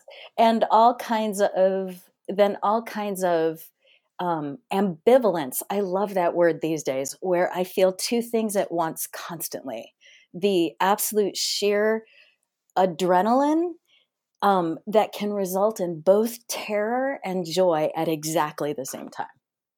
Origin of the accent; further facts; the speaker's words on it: Wisconsin, United States; born there; I was born in Wisconsin, of all places, to a very hardworking factory worker and a waitress.